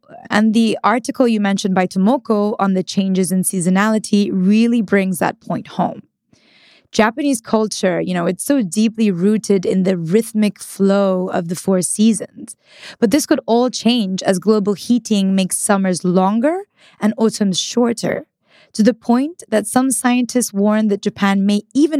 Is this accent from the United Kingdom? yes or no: no; northern Italy, Italy; So I'm from Northern Italy